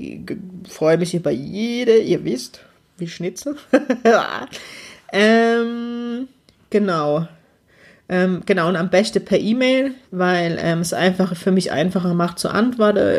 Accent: Heidelberg, Baden-Württemberg, Germany; ersten Workshop starten, auch im schönen Heidelberg. Ich dachte, ich bin mutig und verkack's gleich in meiner Heimat.

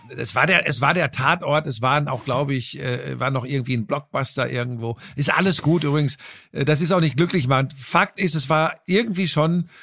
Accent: Hagen, North Rhine-Westphalia, Germany; bei uns äh, äh in Hagen, wo ich aufgewachsen bin

